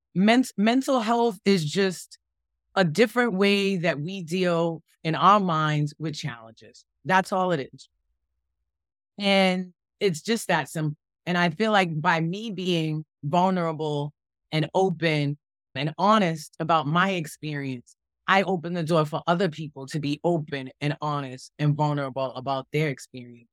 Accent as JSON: {"language": "English", "town": "Boston", "region": "Massachusetts", "country": "United States", "tie": "born or raised there", "moved": "yes", "said": "I grew up in Boston, Massachusetts, Dorchester"}